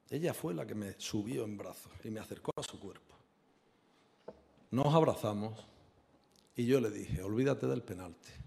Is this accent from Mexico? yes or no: no; Spain; como español